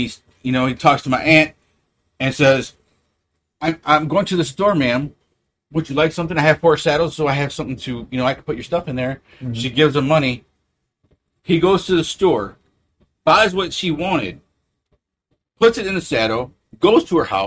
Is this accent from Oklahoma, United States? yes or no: yes; Oklahoma City, Oklahoma, United States; moved away; I came from Oklahoma where the city is still in the 80s.